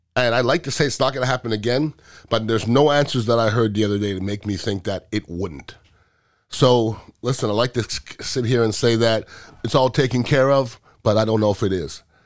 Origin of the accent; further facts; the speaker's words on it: United States; being American and a proud American